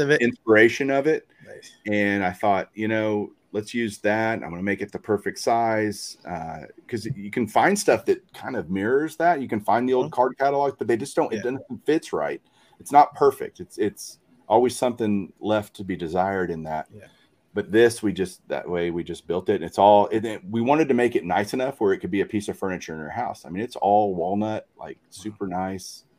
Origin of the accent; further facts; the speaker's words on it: Texas, United States; I grew up here in Texas